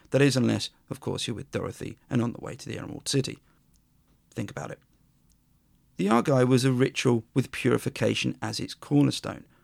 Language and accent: English; Worthing, South East England, United Kingdom; my hometown of Worthing